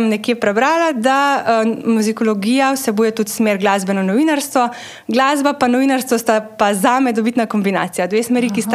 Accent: Carinthia, Slovenia; now in Ljubljana, Slovenia; Jaz prihajam iz Koroške.

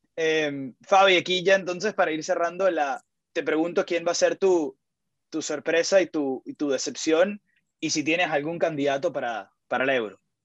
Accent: Venezuela; para uno como venezolano

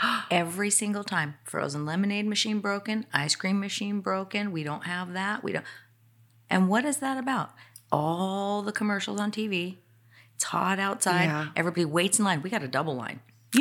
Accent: Ohio, United States; And we're from Ohio.

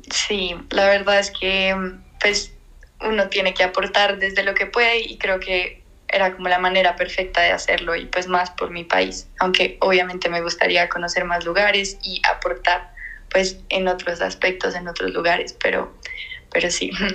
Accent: Bogotá, Colombia; soy de Bogotá, Colombia

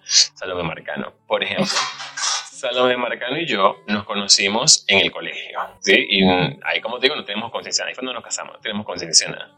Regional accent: Aragua, Venezuela; moved away; como buen latinoamericano, venezolano, de Aragua

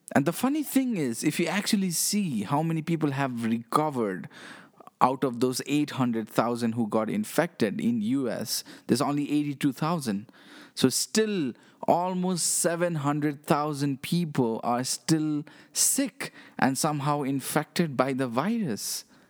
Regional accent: Nepal; I'm from Nepal, okay? I live in this small country

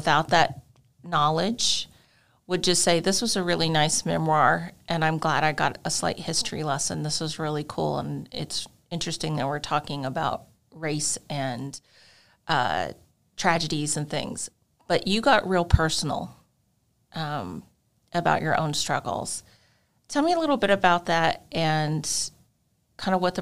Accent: Northeast, United States; moved away as an adult; also born or lived in Mississippi / Pennsylvania; I grew up in the Northeast primarily

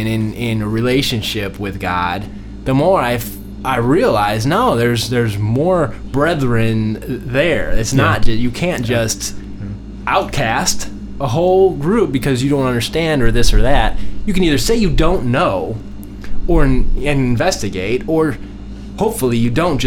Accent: United States; as an American, someone who grew up here

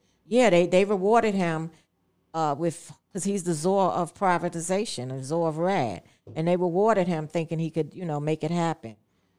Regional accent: New York City, New York, United States; also born or lived in Holmes Towers, Upper East Side / Isaacs Houses, Upper East Side; I grew up in McKinley House.

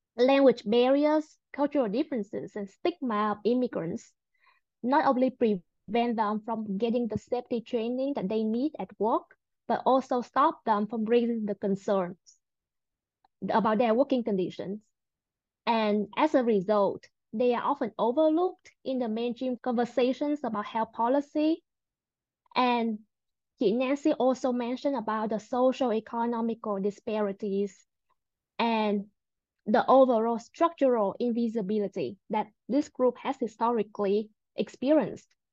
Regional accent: Vietnam; now in United States; I was born in Vietnam as well and came to the US nine years ago

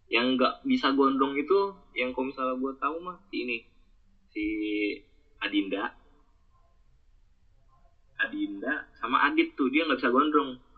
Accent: Bekasi, West Java, Indonesia; dia baru tahu kalau misalnya gue orang Bekasi bukan orangnya orang Jawa anjir.

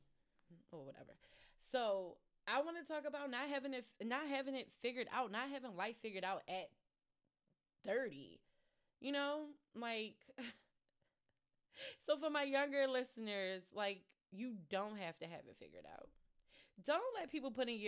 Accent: Baltimore, Maryland, United States; I am a Baltimore native

